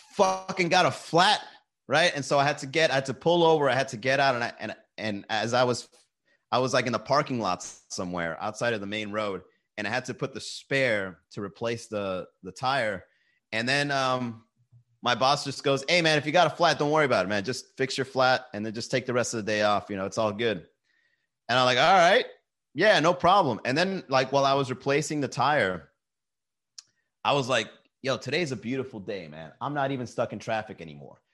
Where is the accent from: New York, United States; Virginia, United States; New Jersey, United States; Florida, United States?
Florida, United States; Miami; we're from Miami